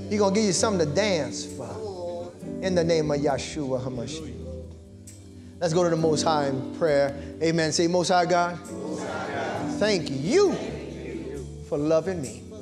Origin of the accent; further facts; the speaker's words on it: Charlotte, North Carolina, United States; we're from Charlotte, North Carolina.